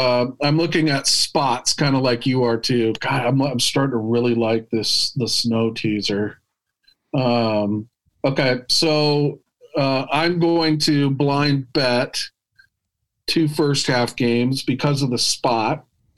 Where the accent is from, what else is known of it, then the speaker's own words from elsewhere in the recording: Midwest, United States; We grew up in the Midwest.